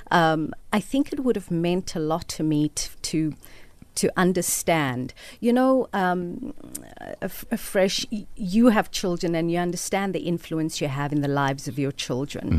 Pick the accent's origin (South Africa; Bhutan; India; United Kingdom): South Africa; Cape Town, Western Cape; also born or lived in Mitchells Plain, Cape Town; I was born in District 6 and we lived there until I was eight or nine.